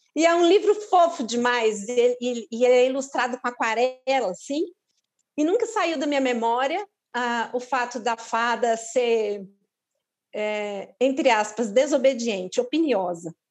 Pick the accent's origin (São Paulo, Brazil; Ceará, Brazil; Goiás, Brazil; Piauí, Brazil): São Paulo, Brazil; eu sou de São Paulo, minha família é de lá